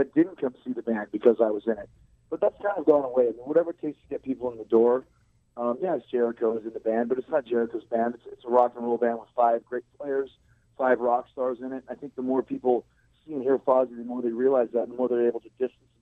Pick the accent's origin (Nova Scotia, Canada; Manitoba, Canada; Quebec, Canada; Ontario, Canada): Manitoba, Canada; Winnipeg; now in Florida, United States; a street that I grew up on in Winnipeg in St. James